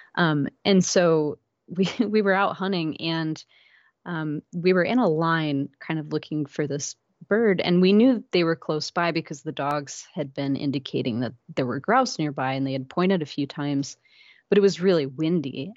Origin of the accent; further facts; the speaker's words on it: Iowa, United States; also born or lived in Minnesota / Alaska / Louisiana; now in Maple Grove, United States; I actually grew up in Iowa, about three hours south of here.